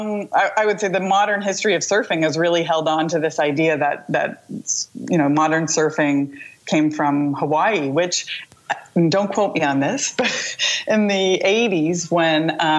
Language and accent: English; Canada; moved away; also born or lived in Huanchaco, Peru; We're from Canada